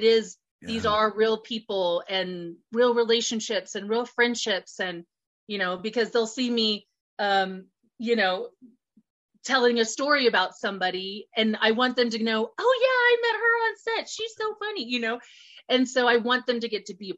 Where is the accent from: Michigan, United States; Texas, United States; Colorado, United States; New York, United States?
Colorado, United States; my home state of Colorado